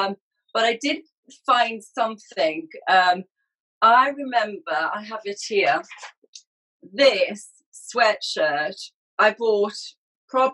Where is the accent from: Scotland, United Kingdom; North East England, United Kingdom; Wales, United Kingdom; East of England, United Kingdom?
North East England, United Kingdom; Newcastle upon Tyne; Growing up in Newcastle